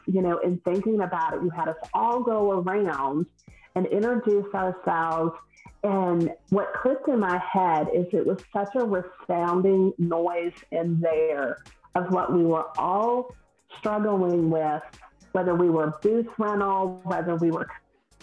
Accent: the South, United States; accent: Southern; I'm from the South, if no one can tell by my accent, I'm Southern

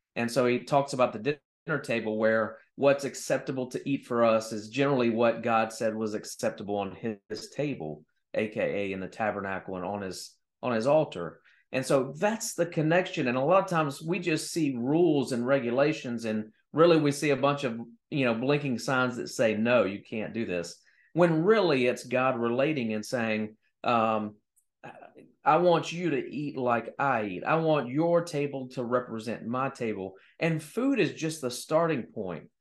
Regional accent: Louisiana, United States; I love my home state, by the way. Louisiana's amazing

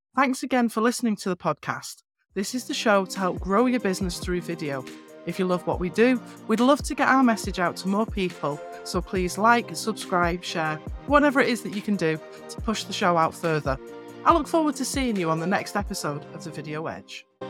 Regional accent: North West England, United Kingdom; moved away; I'm from northwest England originally. I have a quirky accent

